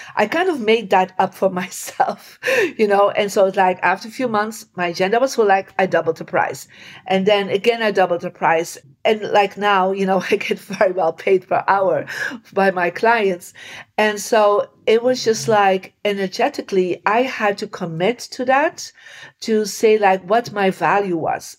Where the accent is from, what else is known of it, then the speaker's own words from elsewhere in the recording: Belgium; I come from Belgium and in Belgium you don't